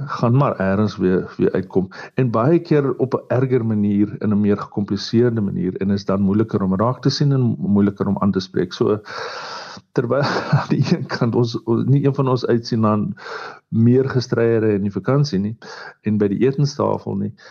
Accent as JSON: {"language": "Afrikaans", "country": "South Africa", "said": "ons as Suid-Afrikaners"}